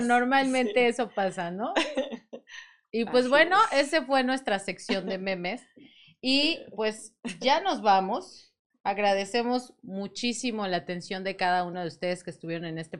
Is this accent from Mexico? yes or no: yes; Mexico; como todo mexicano